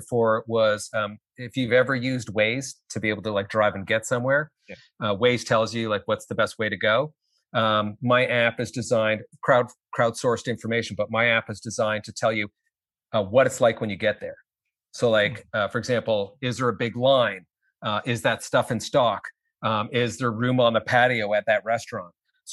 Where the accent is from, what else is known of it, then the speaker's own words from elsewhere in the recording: Canada; I'm Canadian. So we don't have LLCs here